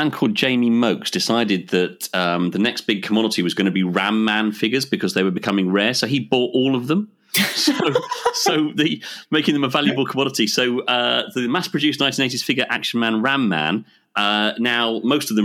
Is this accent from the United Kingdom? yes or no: yes; England, United Kingdom; you're English